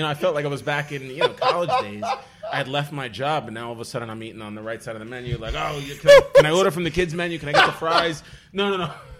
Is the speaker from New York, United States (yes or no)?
yes; Staten Island, New York, United States; I had taken Italian in school, growing up in Staten Island.